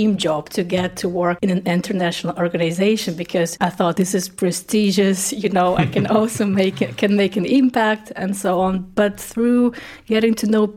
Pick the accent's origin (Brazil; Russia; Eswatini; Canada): Russia; first language Russian; English is a second language; moved away as an adult; also born or lived in East Ukraine; now in Germany; I was born in East Ukraine, by the way. Yeah, but my native language is Russian. When I was 10, my family moved to Russia, and then my teenage years I spent in Russia